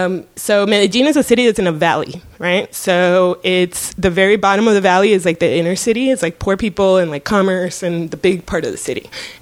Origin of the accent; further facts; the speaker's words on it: Coral Gables, Florida, United States; So growing up in Coral Gables, you know, we had this panther in the front yard